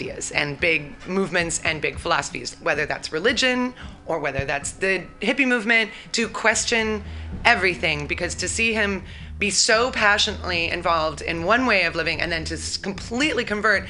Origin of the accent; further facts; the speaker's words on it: Eugene, Oregon, United States; also born or lived in Michigan; I grew up in Eugene, Oregon